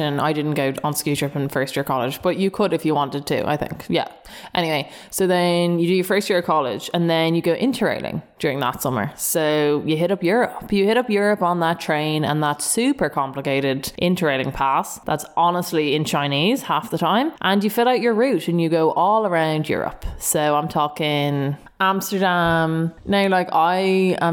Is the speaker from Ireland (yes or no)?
yes; Dublin, Leinster, Ireland; we're both from Dublin